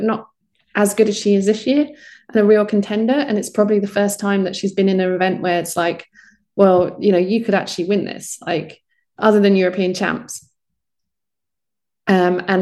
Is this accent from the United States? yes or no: no; United Kingdom; you're British